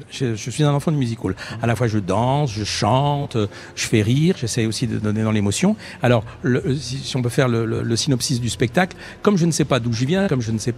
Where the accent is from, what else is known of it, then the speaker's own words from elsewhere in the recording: France; J'étais en France, je vis en France, je suis français et je veux qu'on me considère comme, avant tout comme un Français.